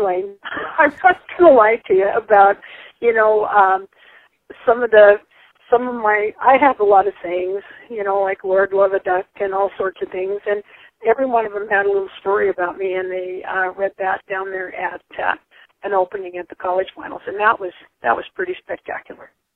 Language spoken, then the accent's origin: English; Tendoy, Idaho, United States; moved away as an adult; also born or lived in Salmon, Idaho / Dillon, Montana; I was born in Salmon and uh, grew up at a place called Tendoy, Idaho.